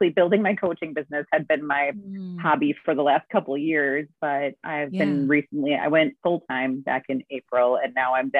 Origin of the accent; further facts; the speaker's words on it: Suamico, Wisconsin, United States; I am from Suamico, Wisconsin, which is on the outskirts of Green Bay